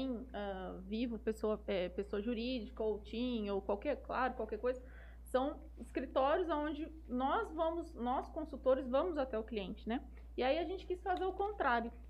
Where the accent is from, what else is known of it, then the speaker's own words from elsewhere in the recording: Jales, São Paulo, Brazil; nasci, nasci em São Paulo, na verdade, mas com dois anos eu vim para Jales.